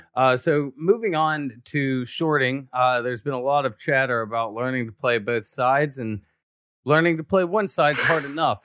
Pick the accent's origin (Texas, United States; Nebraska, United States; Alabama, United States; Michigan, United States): Alabama, United States; I'm from Alabama